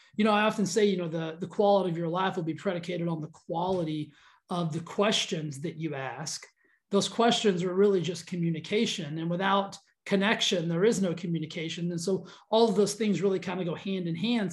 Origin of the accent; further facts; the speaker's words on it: Texas, United States; I grew up in Texas